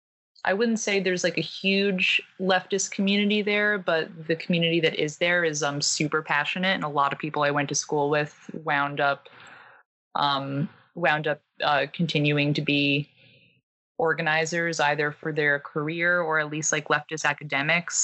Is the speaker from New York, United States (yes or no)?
yes; New York City, New York, United States; I'm originally from Staten Island, New York